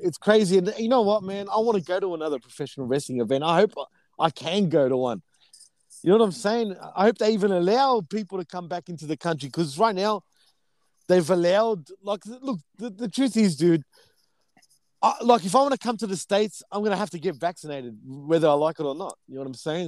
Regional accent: Melbourne, Victoria, Australia; my hometown, Melbourne, Australia, right? Melbourne, Victoria

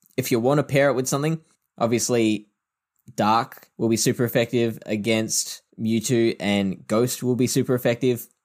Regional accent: Adelaide, South Australia, Australia; I am from Adelaide

